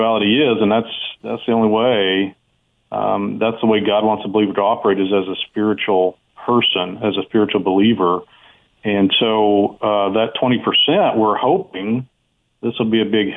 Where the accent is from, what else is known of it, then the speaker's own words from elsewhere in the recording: Arkansas, United States; Yes, I'm from Arkansas originally